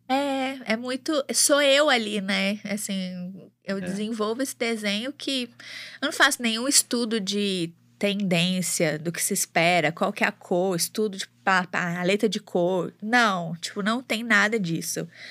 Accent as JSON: {"language": "Portuguese", "town": "Belo Horizonte", "region": "Minas Gerais", "country": "Brazil", "tie": "born or raised there", "also_born_or_lived": "Mococa, São Paulo / Ribeirão Preto, São Paulo", "accent": "mineirão", "said": "nasci em Mococa é uma cidadezinha ali, ali próxima a Campinas, mas sempre vivi em Ribeirão Preto até os 10 anos, e aí quando meus pais se mudaram para cá, e eu vim para cá. Então tem 23 anos que eu tô em Belo Horizonte"}